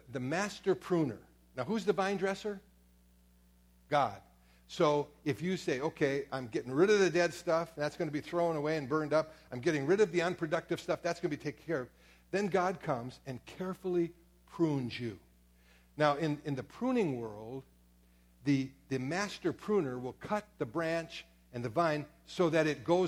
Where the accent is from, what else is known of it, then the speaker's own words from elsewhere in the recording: Door County, Wisconsin, United States; I was raised up in Door County